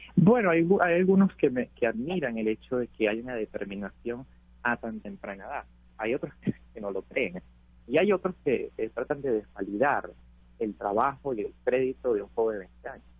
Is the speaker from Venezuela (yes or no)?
yes; Venezuela; now in United States